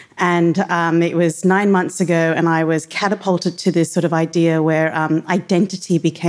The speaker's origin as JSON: {"language": "English", "country": "Australia", "tie": "born or raised there", "said": "my background is Tamil Sri Lankan. Growing up in Australia"}